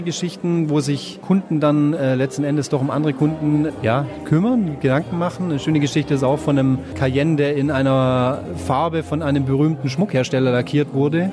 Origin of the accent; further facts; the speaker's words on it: near Zuffenhausen, Baden-Württemberg, Germany; ich bin in der Nähe von Zuffenhausen aufgewachsen